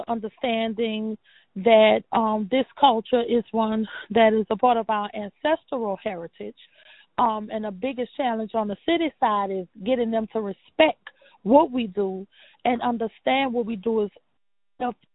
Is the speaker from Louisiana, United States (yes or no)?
yes; New Orleans, Louisiana, United States; Born and raised in New Orleans